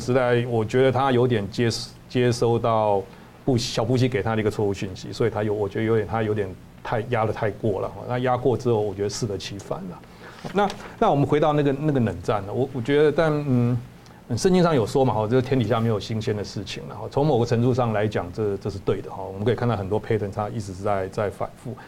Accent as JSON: {"language": "Chinese", "country": "Taiwan", "said": "我们台湾人"}